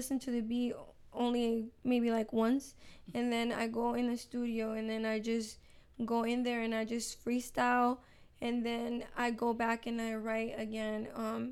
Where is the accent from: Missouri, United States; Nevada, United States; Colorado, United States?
Nevada, United States; Las Vegas; English is a second language; also born or lived in Fortuna, California / Mexico; I've been living here in Vegas, so I feel like Vegas is my hometown for sure.